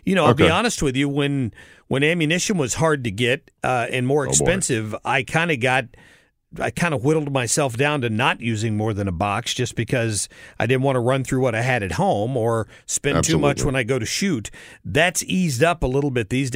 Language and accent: English; the South, United States; I'm from the South.